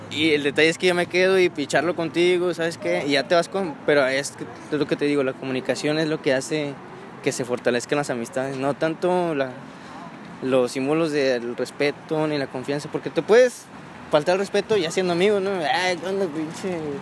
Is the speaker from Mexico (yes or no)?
yes; Monterrey, Nuevo León, Mexico; also born or lived in Mexico City; casi desde que llegué aquí a Monterrey. No. Ah. A los 9 años, más o menos.